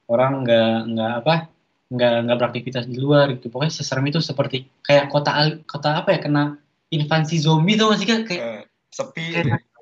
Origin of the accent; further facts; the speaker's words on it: Jakarta, Indonesia; born there; mohon maaf pak saya lahirnya di Jakarta bukan di Kuala Lumpur